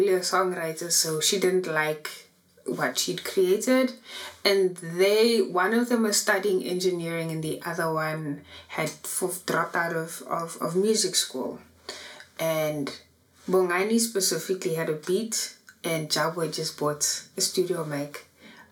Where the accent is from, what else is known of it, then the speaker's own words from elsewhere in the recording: Johannesburg, Gauteng, South Africa; so I am from Annadel